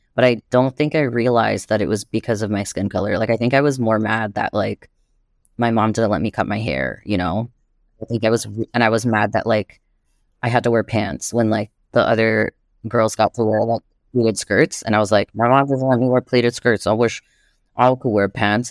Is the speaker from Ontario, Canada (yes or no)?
no; Montreal, Quebec, Canada; now in Toronto, Canada; I was born and raised in Jojage in Montreal, and what's known as Montreal